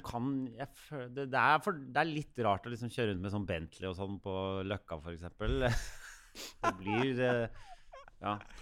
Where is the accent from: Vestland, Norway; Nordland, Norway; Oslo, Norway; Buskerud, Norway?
Oslo, Norway; opp på Bekkelaget her oppe på Ekeberg.